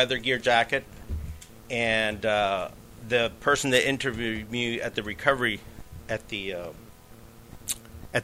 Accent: New York City, New York, United States; I was born in New York City

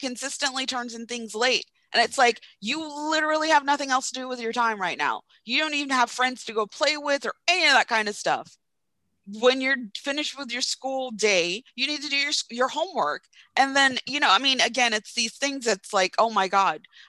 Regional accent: Jamaica; growing up in Jamaica

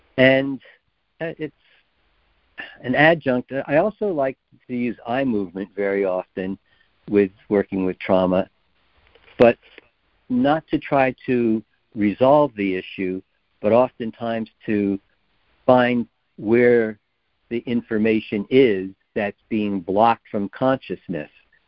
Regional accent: Japan; As I said, I grew up in Japan. I just didn't realize it until I left.

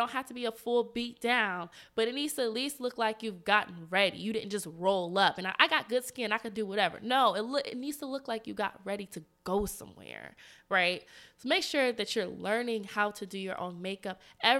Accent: the South, United States; I'm from the South. How we behave in the South, it's maybe not like that here in DC.

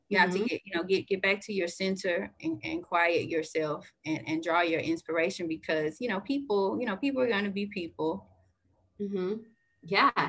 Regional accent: the South, United States; You know, I'm from the South, so I am a Southern girl.

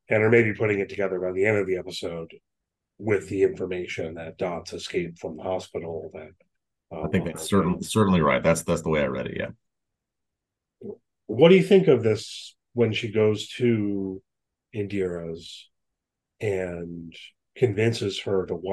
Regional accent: United States; I, i am an American.

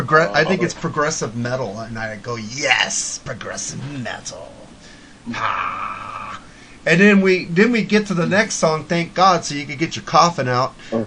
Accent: United States; I'm an American.

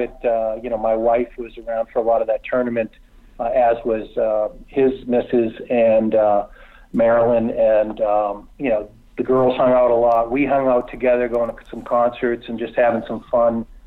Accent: Boston, Massachusetts, United States; guys that I grew up watching in Boston, you know, grew up idolizing in Boston

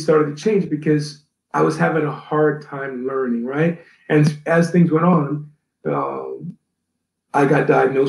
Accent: Atlanta, Georgia, United States; also born or lived in New Orleans, Louisiana; my dad got a job in Atlanta and we moved to Atlanta.

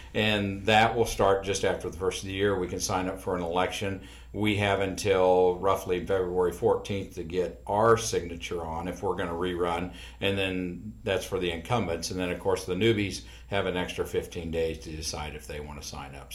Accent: York, Nebraska, United States; also born or lived in Strasburg; we moved to York from Strasburg when Overland took over and brought the company to town

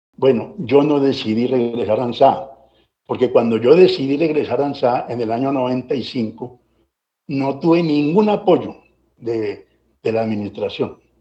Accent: Valle del Cauca, Colombia; also born or lived in Anzá, Antioquia / Medellín / Cali; más del Valle me reclamo, porque esa tierra la amo, pues allí yo me formé

